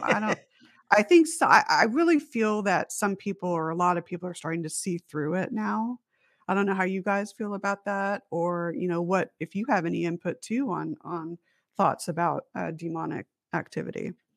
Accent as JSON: {"language": "English", "town": "Las Vegas", "region": "Nevada", "country": "United States", "tie": "born or raised there", "also_born_or_lived": "Huntington Beach, California", "said": "I was born in Huntington Beach, California, and then my mom and dad and I moved to Las Vegas, and so it was our house in Las Vegas"}